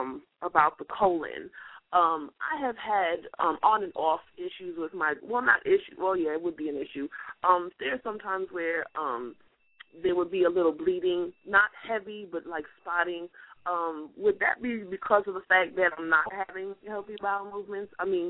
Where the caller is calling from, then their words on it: Greensboro, North Carolina, United States; I'm calling from Greensboro, North Carolina.